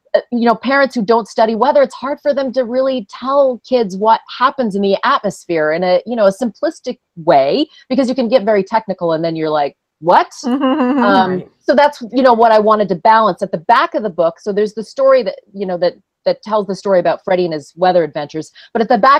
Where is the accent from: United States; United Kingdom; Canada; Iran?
Canada; Ottawa, Ontario; moved away; I'm from Canada where, you know, ice storms shut our city down for weeks. We had a big ice storm in Ottawa in the 90s